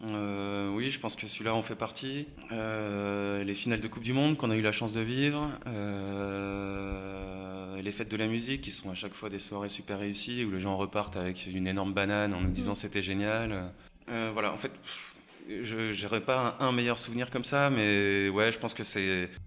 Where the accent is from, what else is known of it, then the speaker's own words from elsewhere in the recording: Haute-Savoie, Auvergne-Rhône-Alpes, France; also born or lived in Annecy; Alors, je suis né en Haute-Savoie, pas à Annecy, mais, euh, mais oui, pas très loin.